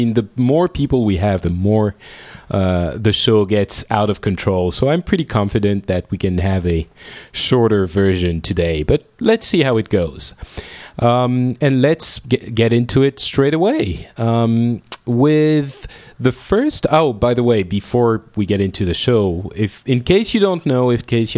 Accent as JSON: {"language": "English", "country": "France", "said": "our country"}